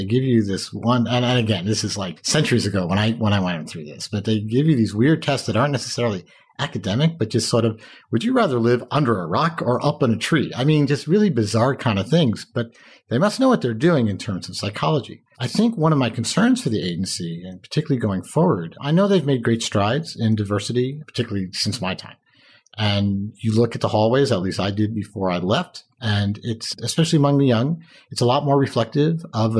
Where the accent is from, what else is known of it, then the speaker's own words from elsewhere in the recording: Westchester, New York, United States; I grew up in Westchester.